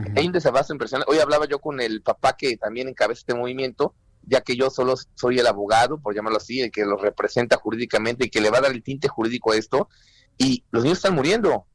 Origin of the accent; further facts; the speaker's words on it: Mexico; nos sumemos como mexicanos responsables